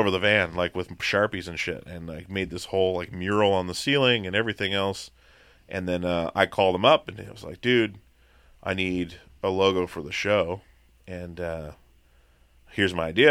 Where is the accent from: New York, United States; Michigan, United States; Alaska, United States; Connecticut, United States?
Alaska, United States; Petersburg; also born or lived in Long Beach, Washington; I grew up in Alaska. I grew up, um, I wasn't born there. I was born in Long Beach, Washington, and, uh, four months old, moved to Petersburg, Alaska